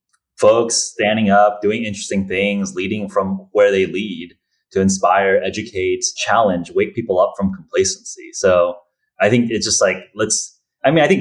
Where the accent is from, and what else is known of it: United States